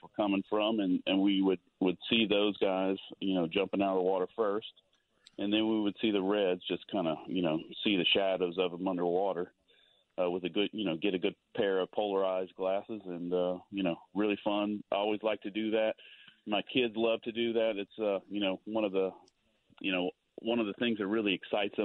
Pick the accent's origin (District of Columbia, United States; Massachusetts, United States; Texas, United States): Texas, United States; moved away; I grew up in Texas